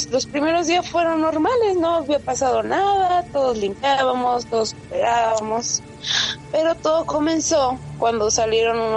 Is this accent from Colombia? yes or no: yes; Medellín, Antioquia, Colombia; now in Mexico; esto fue por el 2010, cuando yo llegué a vivir a México de Medellín, Colombia.